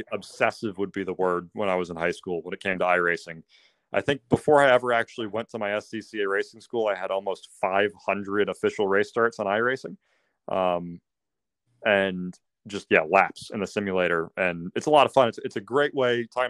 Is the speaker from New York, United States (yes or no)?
no; Birmingham, Alabama, United States; growing up in Birmingham, Alabama, there's not a go-kart track anywhere near here.